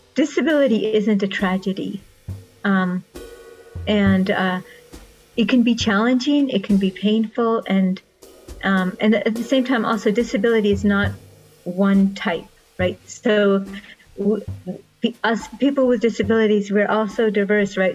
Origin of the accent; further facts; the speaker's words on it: Russia; moved away; I was born in Russia